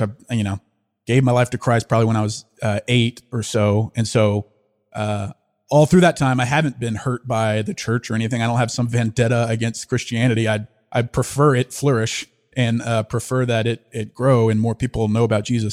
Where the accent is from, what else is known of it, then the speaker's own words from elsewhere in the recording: Louisiana, United States; also born or lived in Fayetteville, Arkansas / Austin; now in Dallas, United States; I grew up in Louisiana.